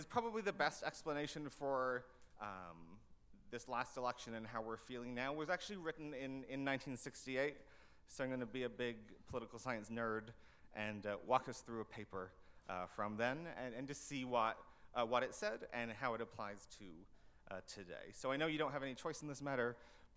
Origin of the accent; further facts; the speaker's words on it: Canada; as a Canadian